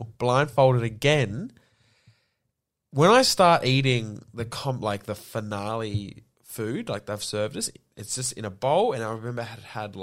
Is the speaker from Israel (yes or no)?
no; Yarra Valley, Victoria, Australia; I grew up in the Yarra Valley